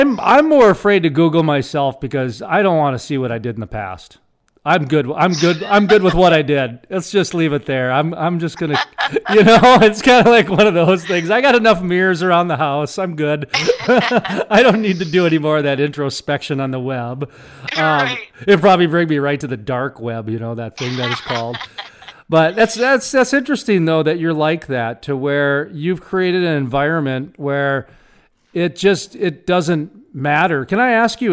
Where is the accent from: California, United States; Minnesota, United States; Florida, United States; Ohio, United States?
Minnesota, United States; Minneapolis; born or raised there; moved away; also born or lived in Fargo, North Dakota